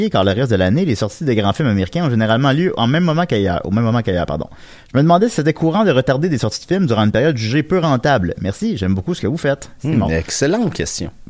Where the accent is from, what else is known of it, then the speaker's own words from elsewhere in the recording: Châteauguay, Quebec, Canada; Mais j'ai grandi à Châteauguay.